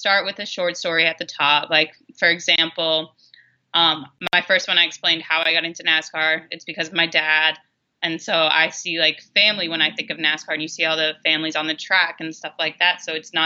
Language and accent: English; outside Boston, Massachusetts, United States; I grew up outside Boston